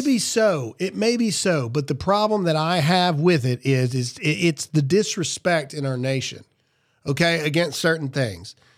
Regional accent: Mississippi, United States; I'm from Mississippi

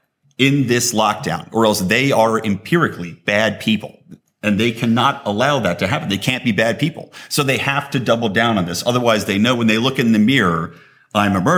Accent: United States; I'm an American

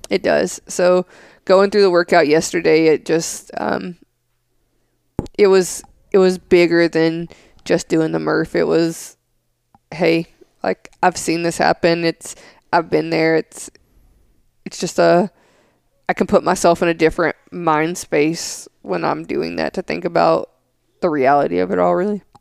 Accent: Smithville, Tennessee, United States; where I grew up in Smithville, Tennessee

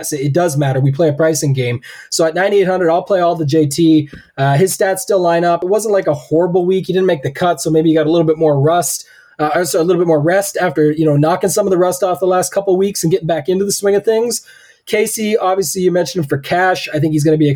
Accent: Canada; I'm the Canadian here

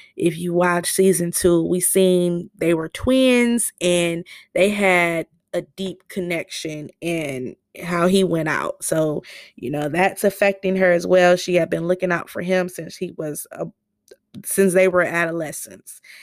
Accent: Michigan, United States; I'm from Michigan

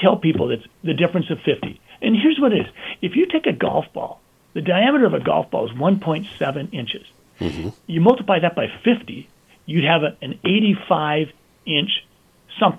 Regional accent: Sleepy Eye, Minnesota, United States; I'm a guy from Sleepy Eye who's been practicing medicine for 35 years

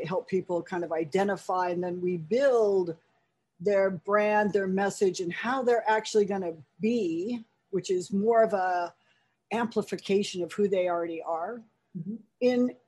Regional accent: California, United States; moved away as an adult; also born or lived in New York City; I'm actually a fourth generation native Californian

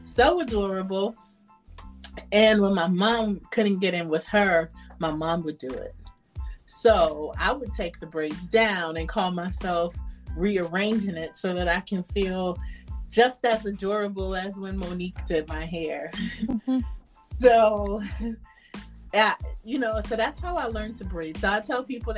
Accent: New York City, New York, United States; now in North Carolina, United States; I was born in Brooklyn, New York

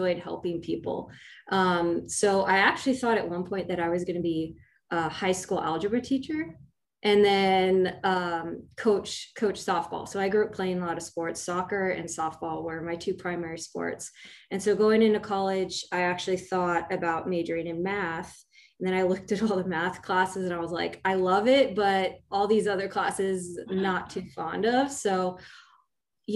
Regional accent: California, United States; I was born and raised in California

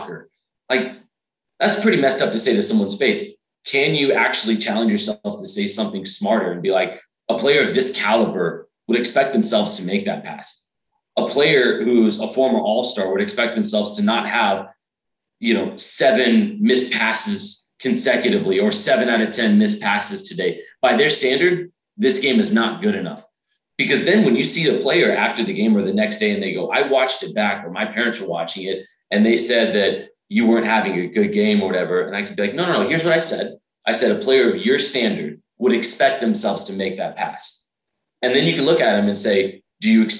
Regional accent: Dallas, Texas, United States; now in Nashville, United States; I'm originally from Dallas.

